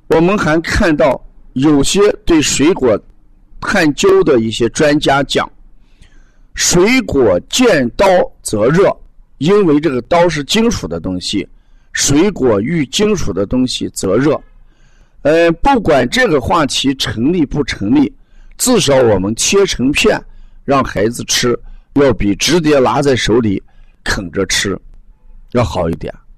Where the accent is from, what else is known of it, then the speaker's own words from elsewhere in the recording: the North, northern China, China; 我们北方都有暖气，啊，十五号暖气一放开之后，屋子的温度最低也在十八度、二十度以上